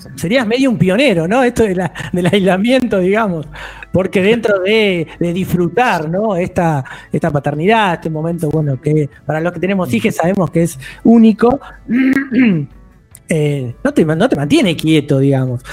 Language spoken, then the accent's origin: Spanish; Buenos Aires Province, Argentina; Soy del Conurba